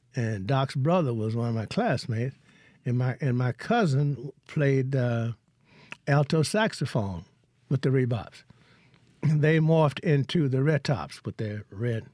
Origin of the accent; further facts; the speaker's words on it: Hollandale, Mississippi, United States; moved away as an adult; also born or lived in Vicksburg, Mississippi / Boston, Massachusetts; I'm from Hollandale.